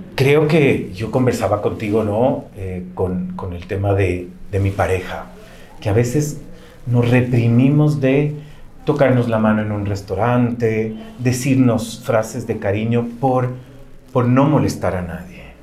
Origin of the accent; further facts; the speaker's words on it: Ecuador; como ecuatorianos